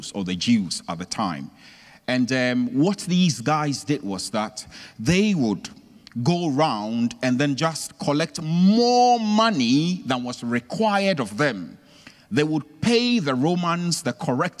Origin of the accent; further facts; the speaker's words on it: Ghana; I'm originally from Ghana